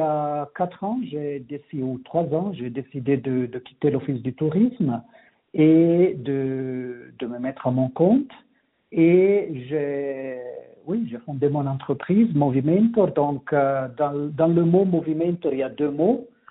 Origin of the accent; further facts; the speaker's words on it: Ticino, Switzerland; moved away as an adult; also born or lived in Geneva / Vienna / Zurich / Bern; now in Engadine, Switzerland; Moi, je suis né, j'ai grandi au Tessin, mhm. jusqu'à l'âge de 20 ans.